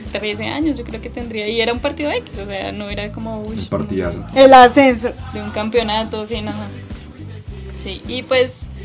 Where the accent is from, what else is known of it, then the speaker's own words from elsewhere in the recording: Ipiales, Nariño, Colombia; vivía en Ipiales porque yo soy de Ipiales